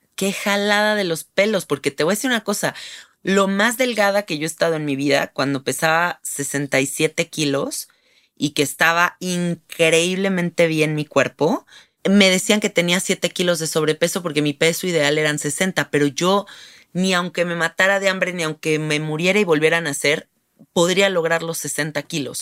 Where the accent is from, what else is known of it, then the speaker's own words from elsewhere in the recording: Mexico; Siendo mexicanas, nosotros vivimos en un país donde sí hay diversidad